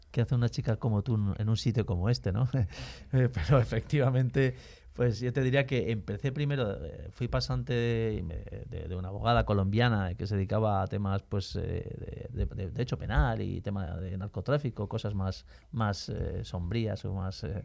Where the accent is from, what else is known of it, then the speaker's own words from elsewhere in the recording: Valencia, Valencian Community, Spain; Pues mira, eh, como soy de Valencia y como sabéis, en Valencia hay mucha afición a la música, toda mi familia somos músicos